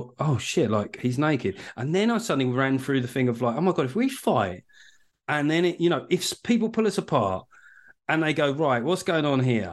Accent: United Kingdom; I'm British.

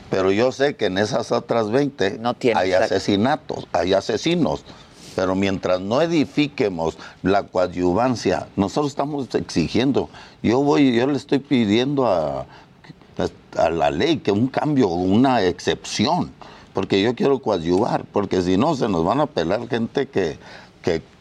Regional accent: Mexico; Nosotros somos como otros mexicanos que matan.

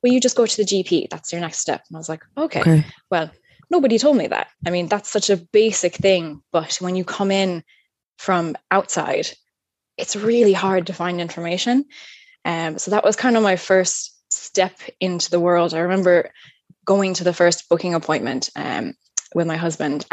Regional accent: upstate New York, United States; moved away as an adult; now in Ireland; As you can probably tell from my accent, I'm not originally from Ireland. I'm from upstate New York in a really small rural town. So I've been living here now, 12 years.

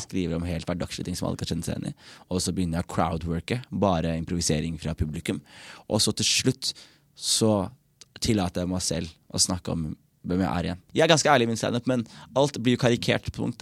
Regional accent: Norway; jeg er født i Norge og føler meg norsk

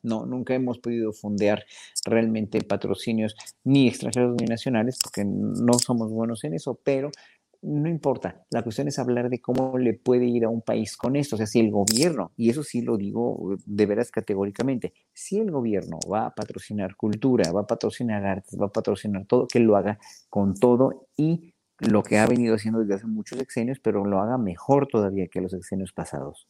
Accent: Mexico; nos pagaban a los solistas mexicanos

